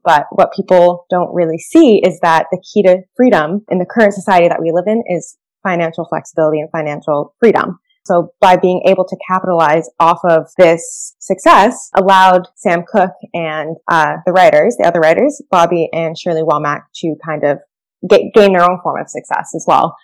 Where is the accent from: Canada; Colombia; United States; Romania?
Canada; my family's from Jamaica. I grew up in Canada